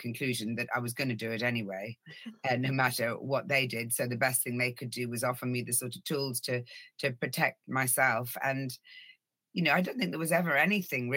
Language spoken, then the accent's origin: English; Ireland; also born or lived in Norway; I was born in Norway. We lived there till I was 6 years old, and then we moved to the Republic of Ireland.